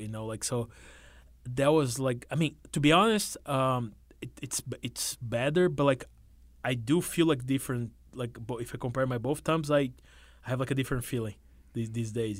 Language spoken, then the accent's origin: English; São Paulo, Brazil; moved away as an adult; now in New York, United States; I was uh, born and raised in, uh, in, the capital, the big city